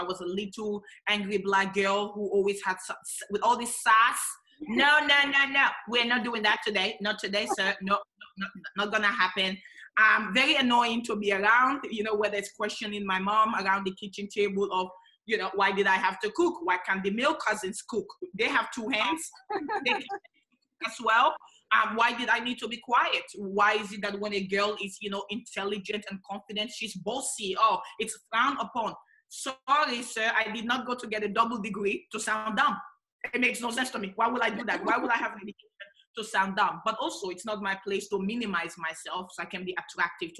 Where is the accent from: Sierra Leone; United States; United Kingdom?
Sierra Leone; also born or lived in Australia; now in Adelaide, Australia; I was born in Sierra Leone in the west of Africa